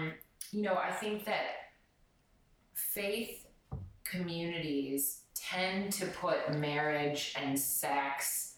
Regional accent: United States; moved away; where I grew up in the States

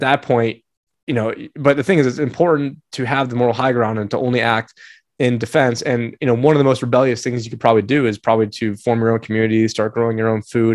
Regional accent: New York, United States; moved away; I was born in New York

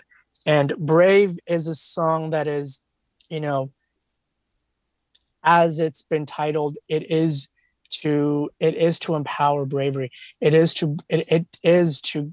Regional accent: India; I come from India

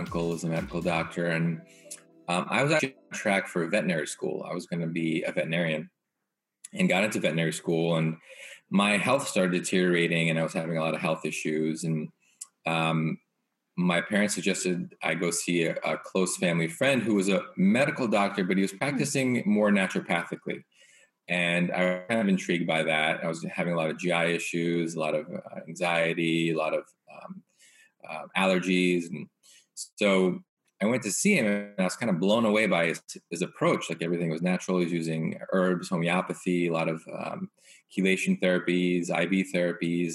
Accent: East Coast, United States; also born or lived in New York / Portland; growing up on the East Coast

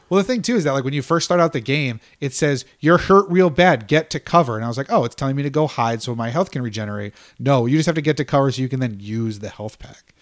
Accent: United States; I'm American

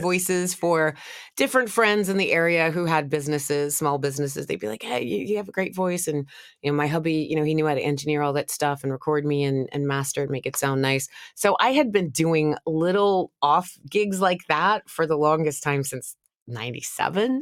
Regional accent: the South, United States; I'm from the South

